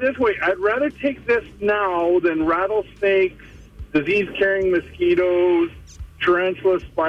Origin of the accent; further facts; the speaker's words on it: St. Albert, Alberta, Canada; Well, I grew up in St. Albert in the 60s and 70s